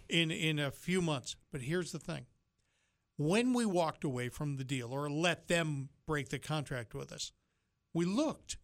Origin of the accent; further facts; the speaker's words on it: Yankee land, the North, United States; moved away; I was born in Yankee land